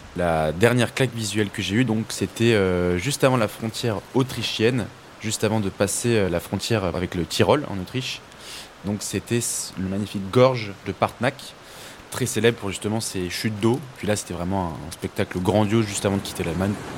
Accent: France; also born or lived in Suresnes; chez nous en France

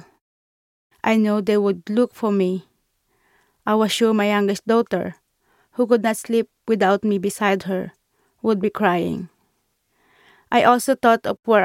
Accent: Philippines; moved away as an adult; also born or lived in Qatar; now in London, United Kingdom

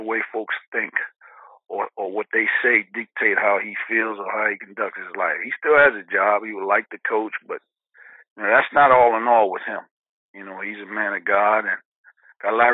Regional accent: Jersey City, New Jersey, United States; moved away; growing up in Jersey City

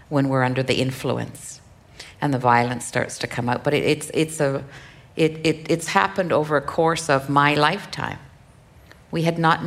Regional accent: Kuujjuaq, Quebec, Canada; English is a second language; my hometown of Kudjua

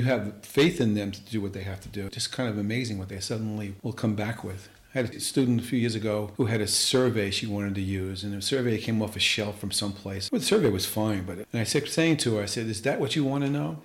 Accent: New York City, New York, United States; In Queens, Rosedale, where Italian kids weren't expected to be good students necessarily

